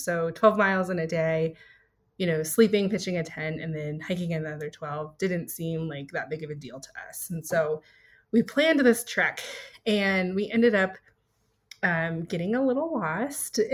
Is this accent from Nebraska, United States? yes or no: no; Kirtland, New Mexico, United States; I grew up in Kirtland, New Mexico, which was a really small town in the Four Corners area of New Mexico